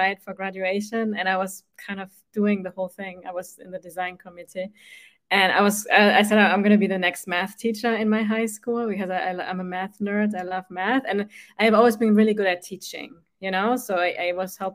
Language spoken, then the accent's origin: English; Germany; moved away as an adult; now in United States; I grew up in Germany, right? And in Germany, we have at least where I grew up, like on the countryside